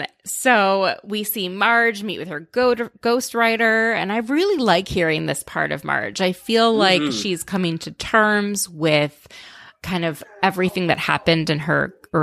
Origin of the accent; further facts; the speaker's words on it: Minnesota, United States; I grew up in Minnesota.